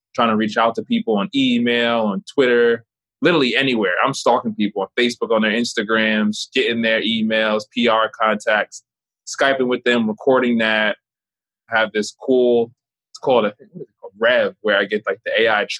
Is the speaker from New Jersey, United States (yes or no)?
yes; Oakland, New Jersey, United States; moved away; also born or lived in Newark, New Jersey; I grew up in Oakland, New Jersey